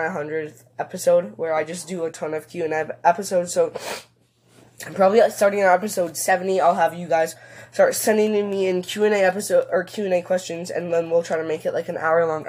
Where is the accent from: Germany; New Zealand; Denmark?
Germany; English is a second language; I hope this English was not too bad, because I'm from Germany.